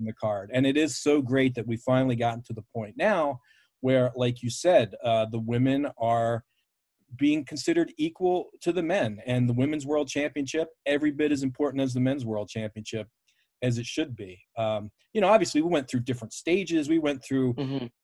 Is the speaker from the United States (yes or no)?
yes; Baltimore, Maryland, United States; I grew up in Baltimore, a, you know, WWF original city